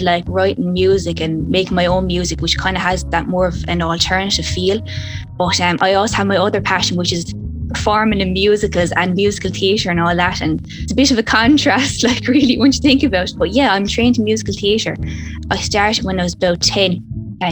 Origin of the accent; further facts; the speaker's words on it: Clonmel, Munster, Ireland; I'm from Clonmel in County Tipperary, Ireland. It's a small town growing up.